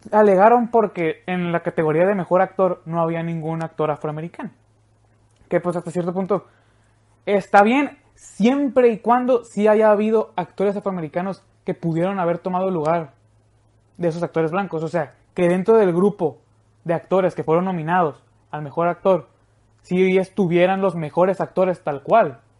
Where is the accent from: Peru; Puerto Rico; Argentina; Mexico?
Mexico; soy mexicano, estoy orgulloso de ser mexicano.